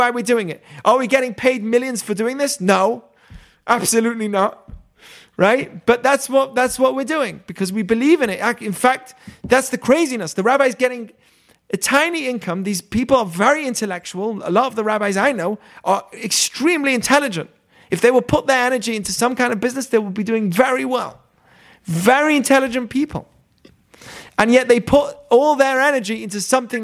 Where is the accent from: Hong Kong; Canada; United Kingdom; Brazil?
United Kingdom; England; now in United States; I have triple loyalty: Israel, America, and England. England's where my family is.